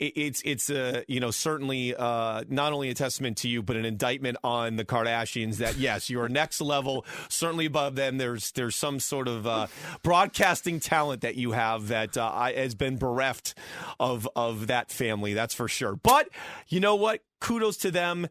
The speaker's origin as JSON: {"language": "English", "town": "Springfield", "region": "Massachusetts", "country": "United States", "said": "in Springfield, we've got the Basketball Hall of Fame"}